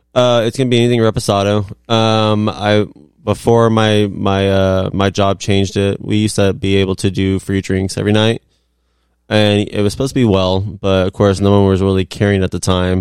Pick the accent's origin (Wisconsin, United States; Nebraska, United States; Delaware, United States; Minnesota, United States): Nebraska, United States; I'm from Nebraska, so it's the closest thing to my home state